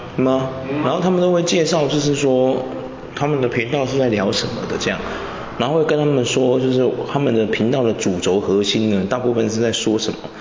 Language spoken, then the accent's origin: Chinese; Taiwan; 我们台湾人